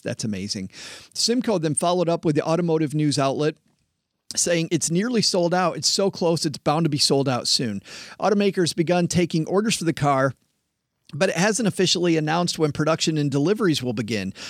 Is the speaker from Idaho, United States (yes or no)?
no; West Michigan, United States; I grew up in West Michigan farm country.